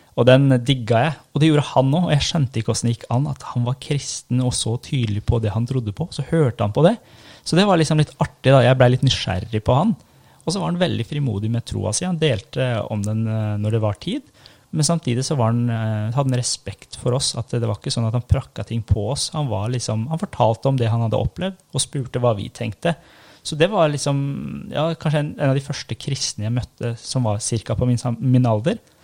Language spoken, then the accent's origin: Norwegian; Norway; also born or lived in Iran; Jeg var sju år når vi flytta til Norge. Kom som asylsøkere. Og så vokste jeg opp i en muslimsk familie